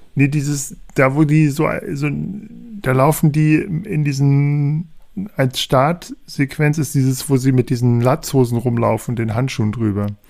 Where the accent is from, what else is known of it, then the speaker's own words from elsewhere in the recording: Hanover, Lower Saxony, Germany; als Hannoveraner